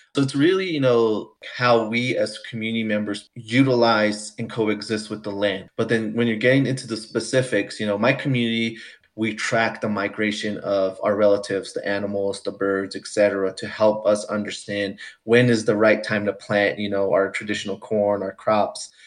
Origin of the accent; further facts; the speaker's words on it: Santo Domingo Pueblo, New Mexico, United States; now in Longmont, United States; I come from the Santo Domingo Pueblo community in north central New Mexico. I currently live in northern Colorado in the town of Longmont